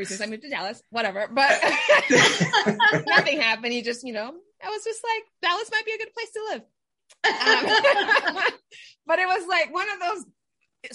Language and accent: English; Panama; moved away; I'm originally from Panama